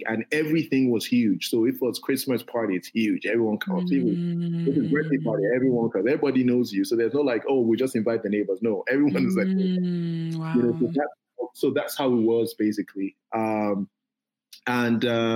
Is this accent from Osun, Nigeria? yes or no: yes; Ife, Osun, Nigeria; also born or lived in Davis, California; we grew up in Ife. Ife is a small town.